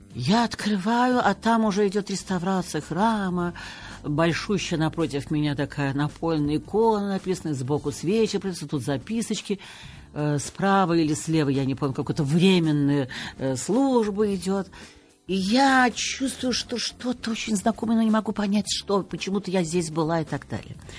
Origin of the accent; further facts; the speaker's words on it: Moscow, Russia; я москвичка, я коренная москвичка и тем горда